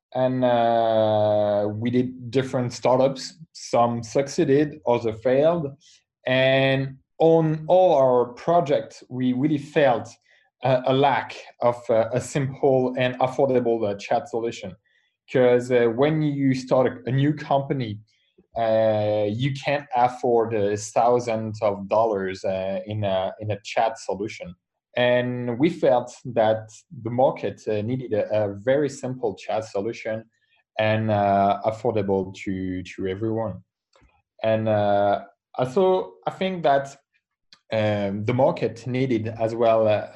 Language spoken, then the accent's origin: English; France; I come from France. I'm a French entrepreneur.